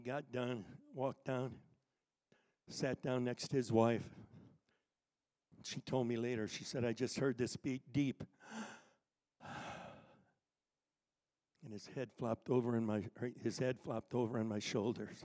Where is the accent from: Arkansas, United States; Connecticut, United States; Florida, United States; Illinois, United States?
Connecticut, United States; My youth leader, when I was growing up in Connecticut, his name was Dave Catania